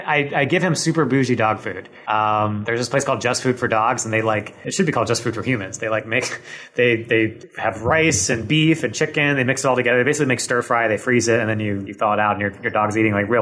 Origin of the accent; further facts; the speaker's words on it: Michigan, United States; moved away as an adult; now in Los Angeles, United States; growing up in Michigan